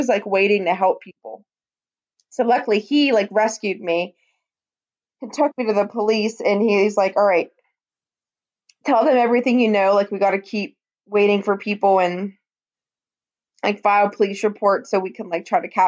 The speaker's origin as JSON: {"language": "English", "town": "Greensburg", "country": "United States", "tie": "born or raised there", "moved": "as an adult", "said": "downtown Greensburg, which, guys, is about 10 hours north of me. That's my hometown where I no longer live."}